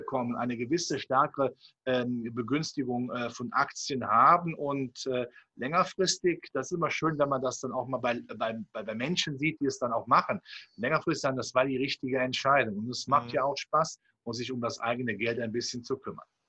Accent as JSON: {"language": "German", "town": "Cologne", "region": "North Rhine-Westphalia", "country": "Germany", "said": "wenn man auch meine Zunge anhört. Ich komme aus dem Rheinland, hier von Köln"}